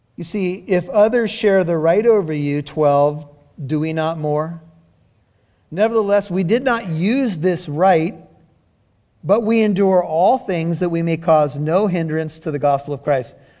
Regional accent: United States; being an American with white skin

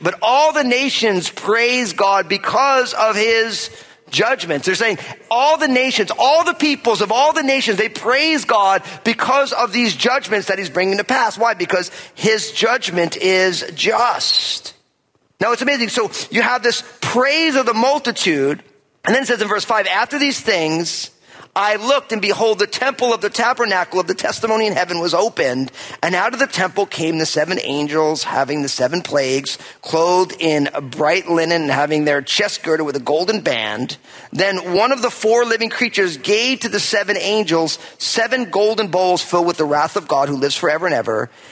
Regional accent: New Jersey, United States; moved away as an adult; also born or lived in West Coast; my home state of New Jersey

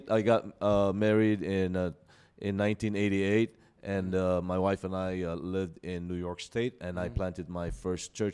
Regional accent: Manila, Metro Manila, Philippines; moved away as an adult; also born or lived in United States; I grew up in Manila.

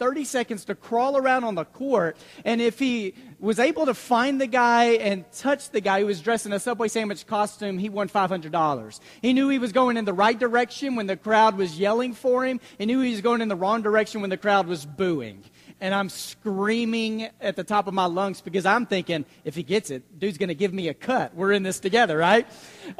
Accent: Dallas, Texas, United States; also born or lived in Abilene; We grew up in Dallas

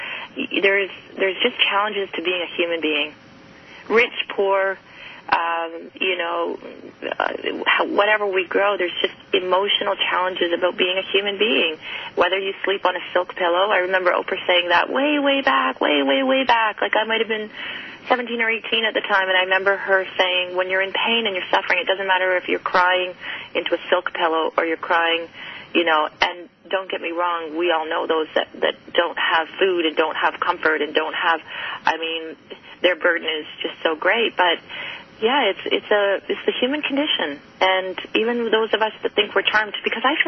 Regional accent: Canada; I'm Canadian

